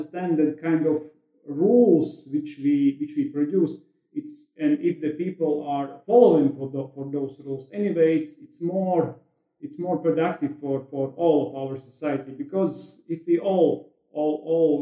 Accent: Latvia; English is a second language

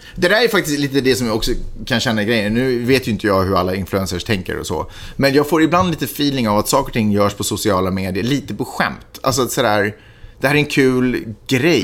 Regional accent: Sweden; now in United States; hemma i Sverige

